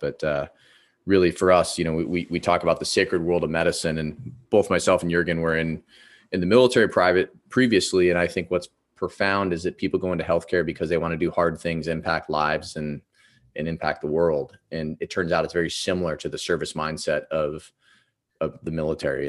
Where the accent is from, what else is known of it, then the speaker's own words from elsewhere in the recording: Ohio, United States; I grew up in Ohio